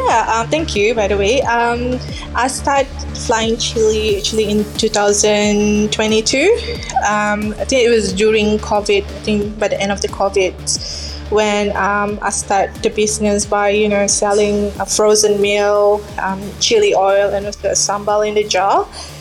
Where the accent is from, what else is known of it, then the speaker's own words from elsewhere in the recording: Johor, Malaysia; English is a second language; now in Ballarat, Australia; a Johor laksa, which from my hometown.